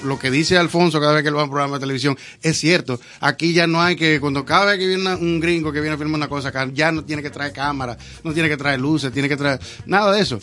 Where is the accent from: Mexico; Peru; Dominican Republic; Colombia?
Dominican Republic; yo soy dominicano de aquí